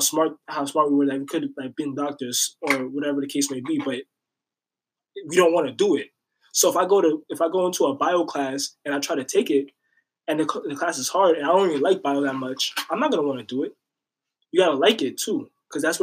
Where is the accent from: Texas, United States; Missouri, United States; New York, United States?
New York, United States; New York City; I'm from Riverdale.